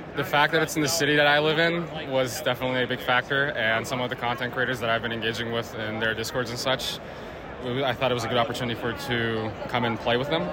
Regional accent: Turkey; now in Chicago, United States; I'm originally from Turkey

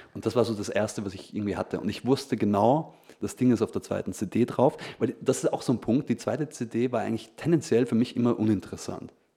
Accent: Feldkirch, Vorarlberg, Austria; bei uns in Felkirch, ja. war halt so ein, der einzige ja, Plattenladen

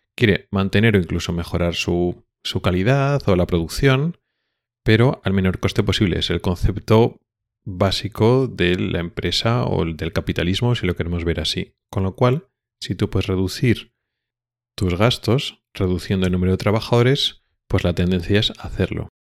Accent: Spain; now in Sweden; nosotros ya como españoles

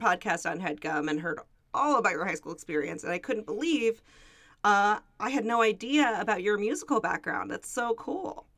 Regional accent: Los Angeles, California, United States; I grew up here too

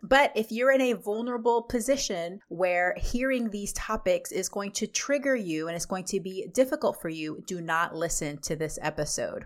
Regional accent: Texas, United States; now in Washington, United States; I grew up in Texas

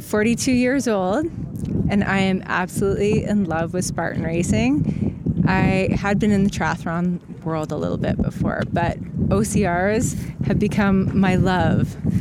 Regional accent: Calgary, Alberta, Canada; I'm from Calgary, Alberta, Canada

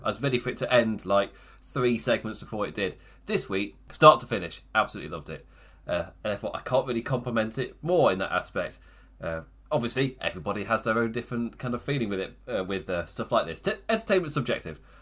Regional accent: England, United Kingdom; as an English person

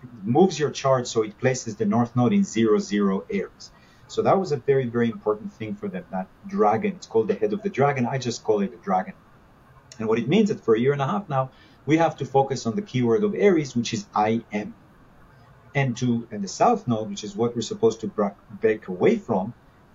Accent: Israel; now in Los Angeles, United States; growing up in Israel, the good uncle from America used to come and bring us stuff

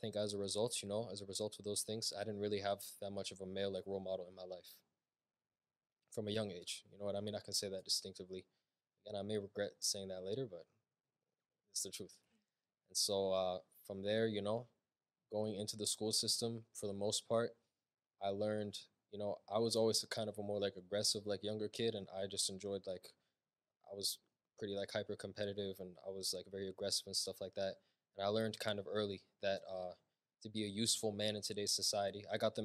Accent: United States; I was born here. I was here my whole entire life. So my parents are obviously Ethiopian. They're from Ethiopia, but for all intents and purposes, I'm American

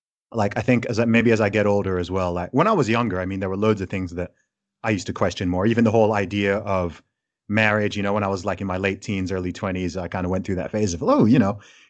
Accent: Saudi Arabia; also born or lived in United Kingdom; as someone who's grown up in a range of different cultures, from growing up in Saudi Arabia to having my family be Nigerian, and then also living in the UK and being British

